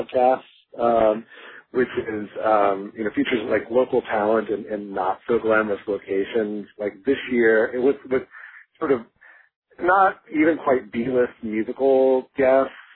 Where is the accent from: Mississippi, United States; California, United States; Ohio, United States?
Ohio, United States; Dayton; moved away as an adult; also born or lived in Madison, Wisconsin; now in Chicago, United States; there's a lot of people like me who are Midwest natives. I'm from Dayton, Ohio originally